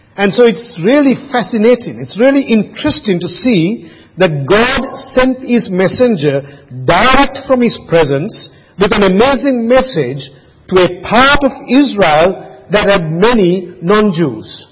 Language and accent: English; Sri Lanka; now in Australia; I grew up in Sri Lanka